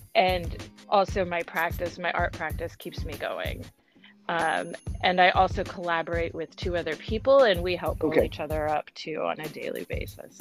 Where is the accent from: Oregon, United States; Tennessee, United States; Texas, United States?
Oregon, United States; Eugene; also born or lived in Portland, Oregon; now in Seattle, United States; I grew up in a town uh, called Eugene.